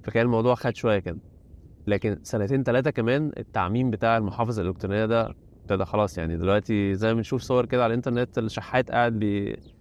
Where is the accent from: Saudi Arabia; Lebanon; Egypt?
Egypt; moved away as an adult; now in China; عندنا في مصر